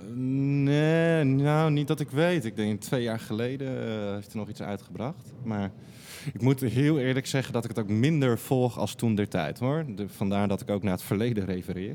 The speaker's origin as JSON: {"language": "Dutch", "town": "Nunspeet", "region": "Gelderland", "country": "Netherlands", "tie": "born or raised there", "also_born_or_lived": "Diemen / Breda", "moved": "yes", "said": "Geboren in Diemen en toen in Nunspeet op de Veluwe opgegroeid acht jaar in Breda gewoond."}